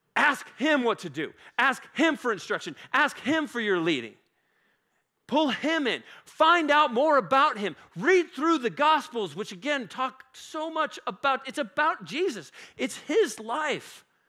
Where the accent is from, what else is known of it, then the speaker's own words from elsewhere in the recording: Woodland Park, Colorado, United States; I grew up in Woodland Park, um, which is just north of Colorado Springs